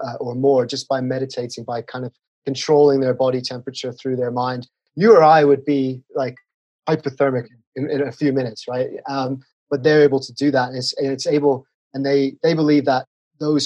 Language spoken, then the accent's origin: English; England, United Kingdom; moved away as an adult; now in Colorado, United States; I'm from England.